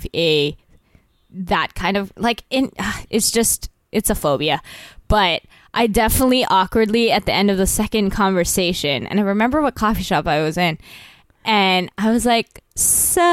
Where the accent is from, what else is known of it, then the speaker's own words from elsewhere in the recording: Vancouver, British Columbia, Canada; also born or lived in Toronto; now in New York, United States; I'm originally from there